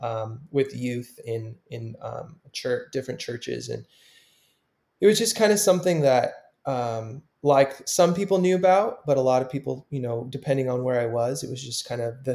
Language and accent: English; Southern California, United States; moved away; so I grew up in Southern California my whole life